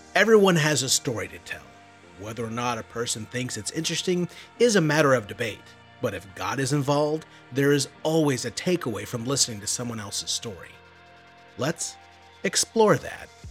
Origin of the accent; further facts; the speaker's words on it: Southern Illinois, United States; I'm from Southern Illinois